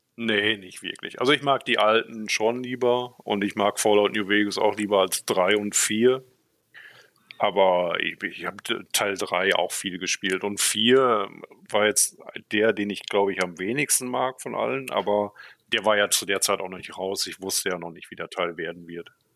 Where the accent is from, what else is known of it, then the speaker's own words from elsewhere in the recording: Münsterland, North Rhine-Westphalia, Germany; moved away as an adult; also born or lived in Borken; now in Berlin, Germany; ich bin im Münsterland aufgewachsen